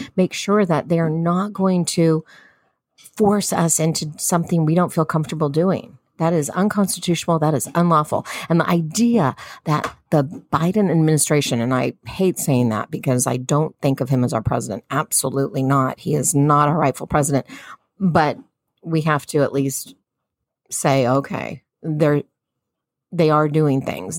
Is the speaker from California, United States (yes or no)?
yes; Southern California, United States; I'm Southern Californian